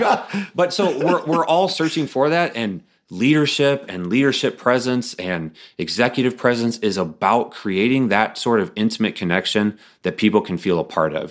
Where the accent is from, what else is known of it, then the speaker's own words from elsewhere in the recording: Bloomington, Illinois, United States; also born or lived in Ohio; I grew up in Bloomington, Illinois, which is where State Farm is headquartered